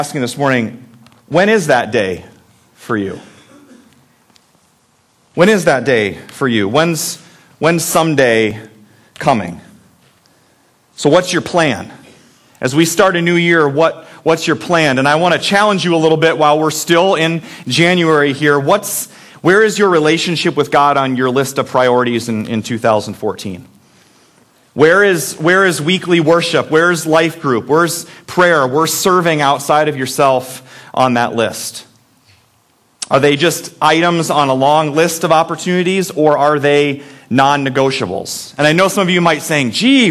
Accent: Iowa, United States; also born or lived in Minnesota; I moved to Iowa when I was 8 weeks old, so I consider this as my home, even though I was born in Minnesota

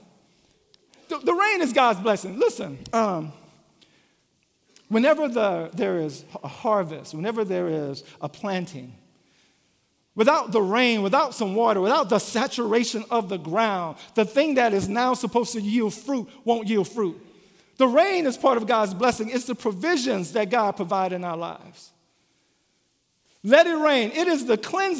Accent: Louisiana, United States; I'm from Louisiana

